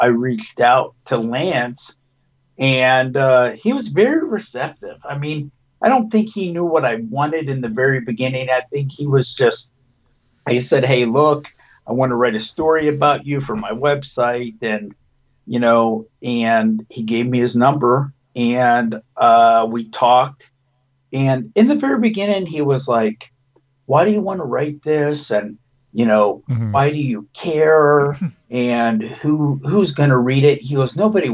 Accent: Lewisville, Texas, United States; I grew up in Lewisville, Texas, which is 10 miles from where the Von Erichs grew up in Lake Dallas.

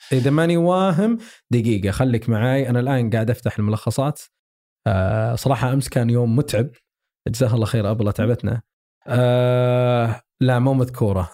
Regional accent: Saudi Arabia; عندنا في السعودية

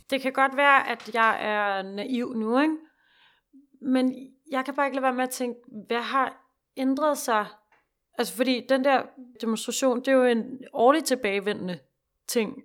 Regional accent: Denmark; vi har bare sådan en forståelse af os selv som danskere

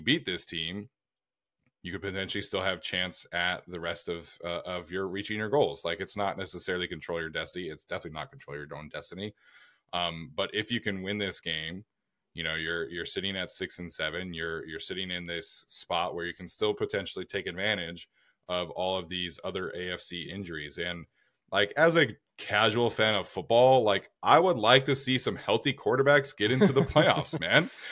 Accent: Utah, United States; I grew up in Utah.

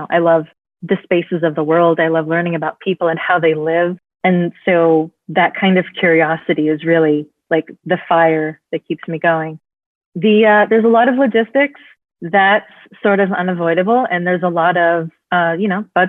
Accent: Bay Area, California, United States; I'm from the Bay Area

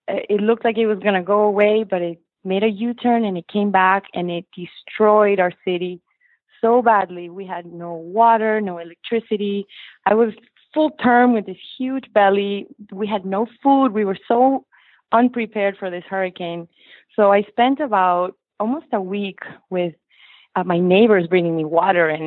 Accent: Lima, Peru; now in Weston, United States; So we're from Lima, Peru in South America. We moved to the States in the early 90s um, and we just landed in weston florida

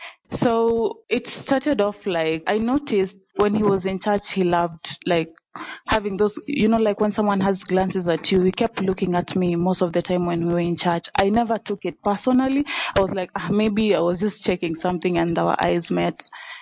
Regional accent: Nairobi, Kenya; also born or lived in Western Kenya; I grew up in Nairobi, actually. So it's only education that took me to Western. When I was done with campus, I decided to come back to Nairobi.

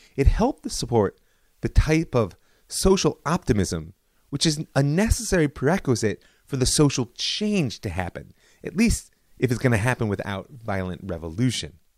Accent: United States; as a child of the seventies, I grew up in Reagan's America

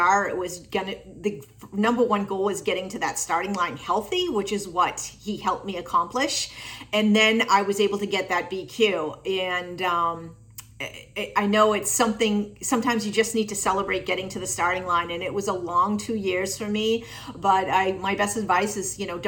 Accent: Tewksbury, Massachusetts, United States; I am from Tewksbury, Massachusetts.

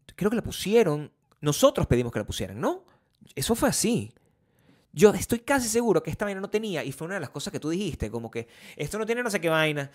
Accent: Venezuela; moved away; el país de donde yo vengo

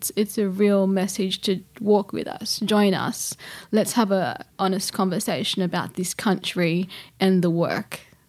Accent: Gilgandra, New South Wales, Australia; Yeah, I'm Wiradjuri Wailwan, born and raised in Gilgandra, Western New South Wales.

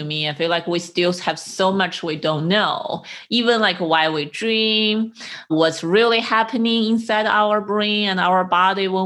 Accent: China; English is a second language; moved away; also born or lived in United States; I learned English since I was in elementary school in China

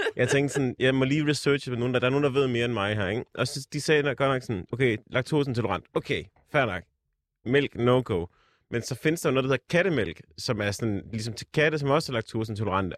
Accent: Jutland, Denmark; moved away; hjemme i Jylland

